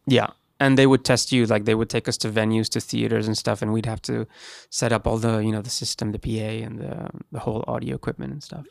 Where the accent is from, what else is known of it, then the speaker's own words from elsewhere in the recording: Gran Canaria, Canary Islands, Spain; moved away; I'm from Spain, um, I lived in Gran Canaria